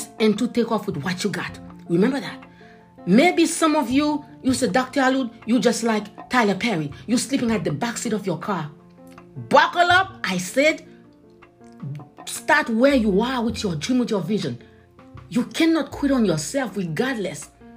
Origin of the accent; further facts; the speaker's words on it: Haiti; moved away; when I was a kid, I grew up in Haiti. I was born in the countryside.